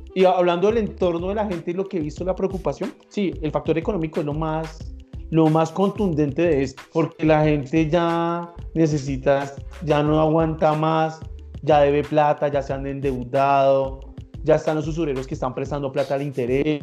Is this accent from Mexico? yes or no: no; Colombia; nosotros, como buenos colombianos